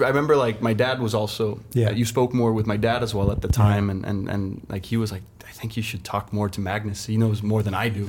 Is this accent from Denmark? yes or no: yes; Denmark; me as a young kid growing up in Denmark